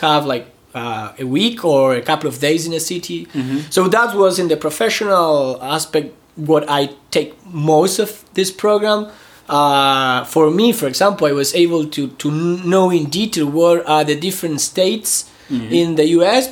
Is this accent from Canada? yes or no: no; Argentina; I am from Argentina